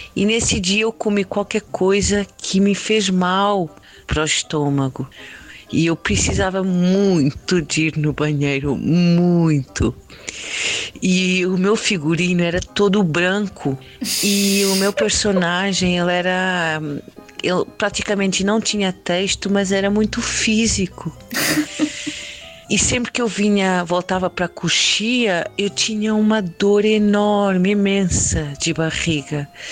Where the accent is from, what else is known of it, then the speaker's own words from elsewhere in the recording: Lisbon, Portugal; moved away as an adult; now in Campinas, Brazil; Eu sou portuguesa, sou de Lisboa, de Portugal, e moro aqui no Brasil, mais propriamente em Barão Geraldo, em Campinas, estado de São Paulo, desde 2012